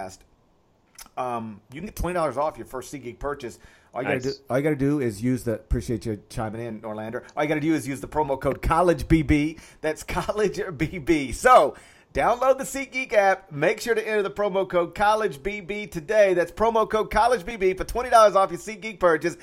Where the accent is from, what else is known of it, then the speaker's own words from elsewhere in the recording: Memphis, Tennessee, United States; my hometown of Memphis